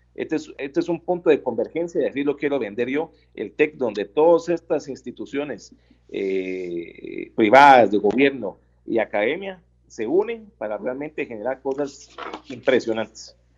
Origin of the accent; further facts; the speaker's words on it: Guatemala; como guatemaltecos